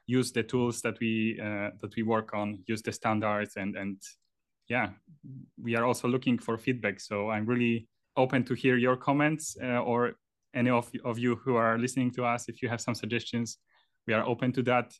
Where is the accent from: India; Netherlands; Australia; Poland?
Poland; moved away as an adult; also born or lived in Trondheim, Norway; now in Oslo, Norway; I'm originally from Poland.